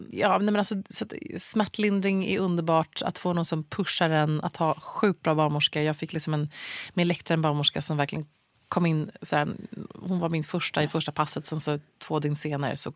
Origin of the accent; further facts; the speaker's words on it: Luleå, Norrbotten County, Sweden; Jag föddes i Luleå